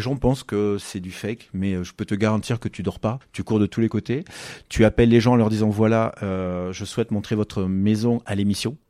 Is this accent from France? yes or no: yes; Figeac, Occitania, France; also born or lived in Toulouse; je suis né à Figeac